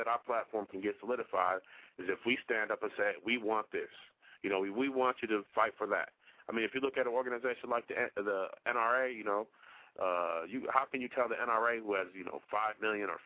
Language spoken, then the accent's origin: English; Milwaukee, Wisconsin, United States; Milwaukee, my hometown